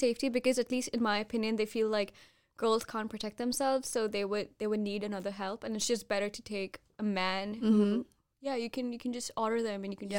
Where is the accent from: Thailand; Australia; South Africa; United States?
Thailand; so I grew up, I didn't grow up in India, so I grew up in Thailand